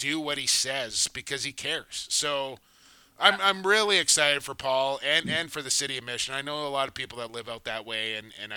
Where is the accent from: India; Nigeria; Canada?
Canada; Coquitlam, British Columbia; right here in my hometown of Coquitlam, BC